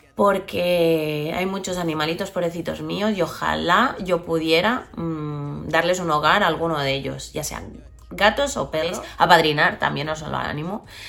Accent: Barcelona, Catalonia, Spain; soy de Barcelona, vivo en Barcelona, adoro Barcelona

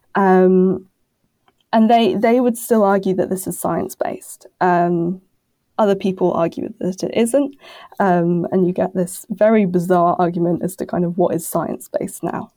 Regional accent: United Kingdom; now in Brussels, Belgium; I'm a British, uh, journalist who somehow ended up in Brussels.

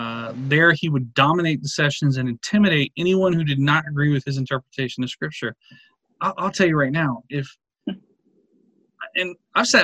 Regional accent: Texas, United States; I'm from Texas

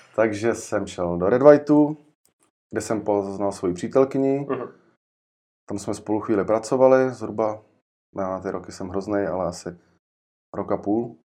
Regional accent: Jičín, Hradec Králové Region, Czechia; pocházím z Čína

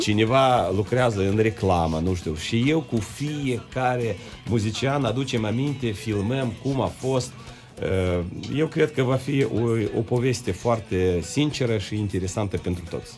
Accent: Strășeni, Strășeni District, Moldova; noi suntem din Strășeni, adică un orașel mic lângă Chișinău

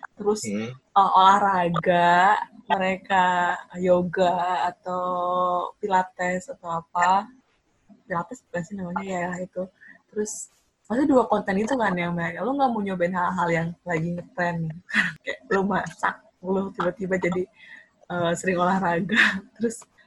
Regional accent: Indonesia; kita orang Indo

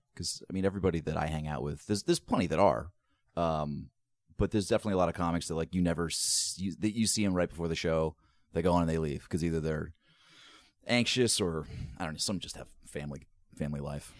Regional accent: East Coast, United States; I'm from the East Coast

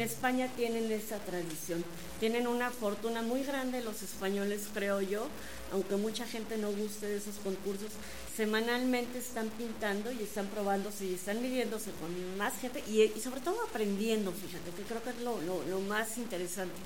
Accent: Querétaro, Mexico; Somos dos queretanos

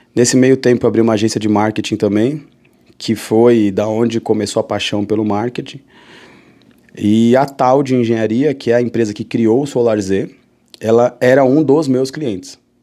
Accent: São Paulo, Brazil; moved away as an adult; also born or lived in Fortaleza / Mossoró; sou daqui de São Paulo

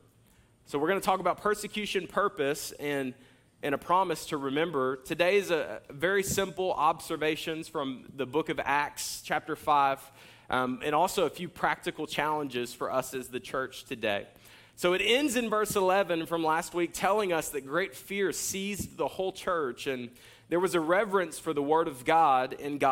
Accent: Jacksonville, Florida, United States; I'm from Jacksonville

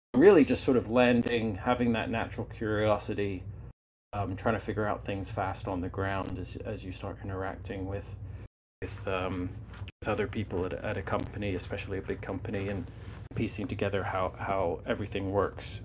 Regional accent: United Kingdom; moved away; I grew up in the United Kingdom

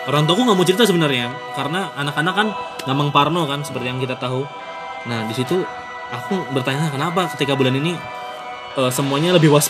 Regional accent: Central Kalimantan, Indonesia; asalku itu dari Kalimantan Tengah.

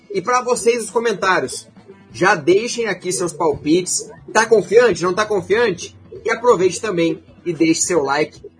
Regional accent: Paraná, Brazil; sou daqui do norte do Paraná também, representa bem os pé vermelho.

